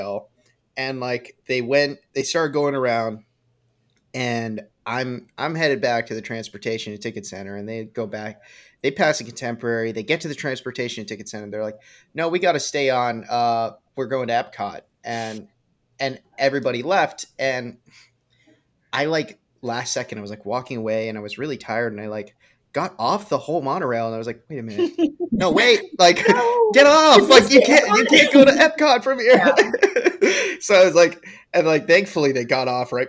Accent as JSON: {"language": "English", "region": "Massachusetts", "country": "United States", "tie": "born or raised there", "moved": "as an adult", "lives_now": "Orlando, United States", "said": "I grew up in Massachusetts."}